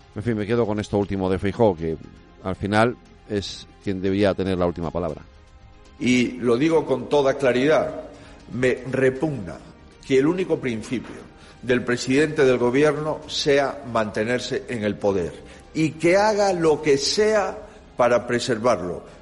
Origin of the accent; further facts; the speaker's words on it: Galicia, Spain; en mi tierra